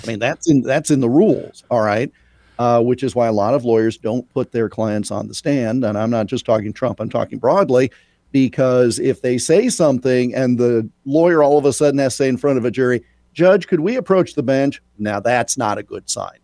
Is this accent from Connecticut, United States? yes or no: no; Iowa, United States; a native Iowan and a huge honk for my home state